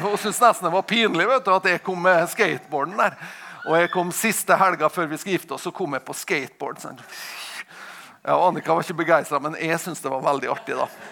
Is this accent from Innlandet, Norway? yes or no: no; Tingvoll, Møre og Romsdal, Norway; jeg kommer fra Tingvoll